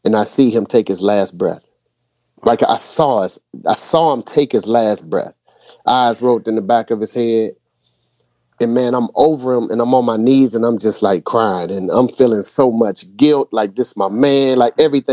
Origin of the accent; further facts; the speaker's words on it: Boston, Massachusetts, United States; now in North Carolina, United States; originally I was from Boston. So I grew up in the same housing project as … before I moved to North Carolina